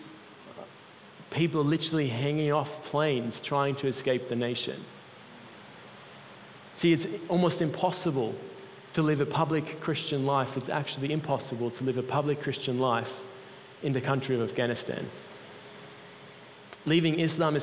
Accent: Switzerland; moved away; I grew up in Switzerland, my mom's Italian

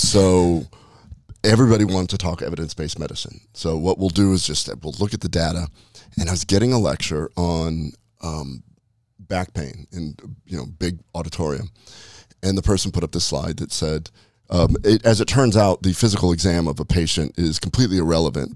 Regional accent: Nebraska, United States; moved away; I'm from Nebraska originally

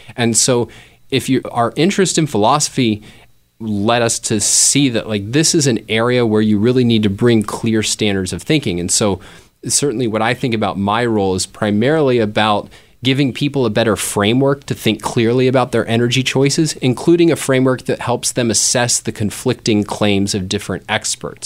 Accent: Fairfax County, Virginia, United States; now in Greater Philadelphia, United States; I grew up in Fairfax County, which is a suburb of Washington, D C

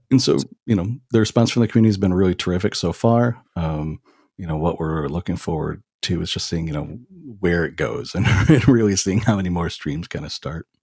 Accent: New York, United States; moved away as an adult; now in Florida, United States; I was born and raised in New York

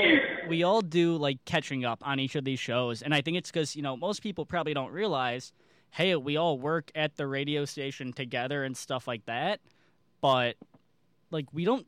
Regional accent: Chicago, Illinois, United States; moved away; I'm also from the Chicago, or really, I am from Chicago.

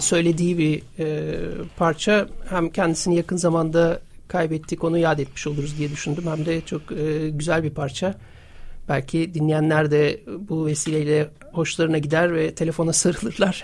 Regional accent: İzmir, Turkey; moved away as an adult; now in Istanbul, Turkey; ben İzmirliyim. 1999'da İstanbul'a geldim yaşamak için

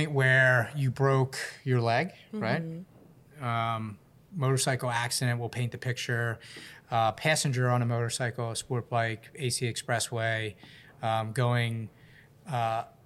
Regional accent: Philadelphia, Pennsylvania, United States; I'm just like Philly through and through

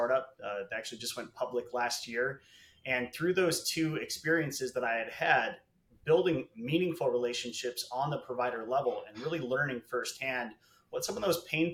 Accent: Chicago, Illinois, United States; moved away as an adult; now in Los Angeles, United States; I'm originally from Chicago. I moved out here to Los Angeles about 10 years ago

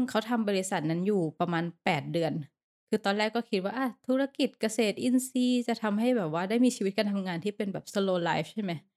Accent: Thailand; now in Bangkok, Thailand; เราก็เป็นคนต่างจังหวัด

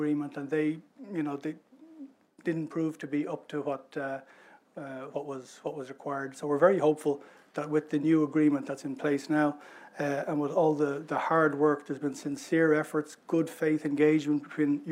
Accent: Ireland; Ireland, we're one of the voices, we're one of the member states that has a voice on this, but we're a small, open trading economy.

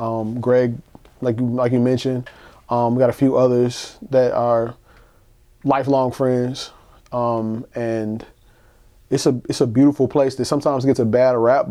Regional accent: Durham, North Carolina, United States; I'm from Durham, North Carolina, let's just make that clear. Bull City.

